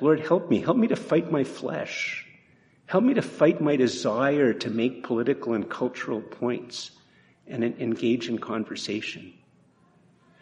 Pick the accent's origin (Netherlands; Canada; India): Canada; we're more Canadian than we realize